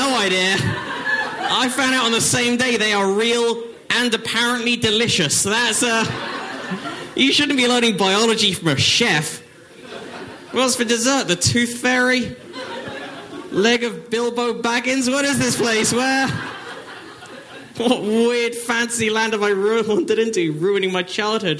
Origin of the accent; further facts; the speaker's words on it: Northwood, London, United Kingdom; moved away; I'm from England